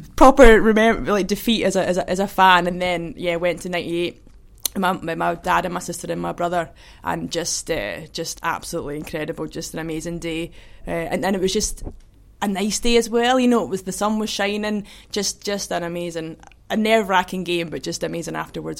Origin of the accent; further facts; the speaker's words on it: Kinross, Scotland, United Kingdom; also born or lived in Perth / Edinburgh; I was born in Perth, but. Um, I grew up in Kinross uh, my whole life, really, and then, then lived in Edinburgh at uni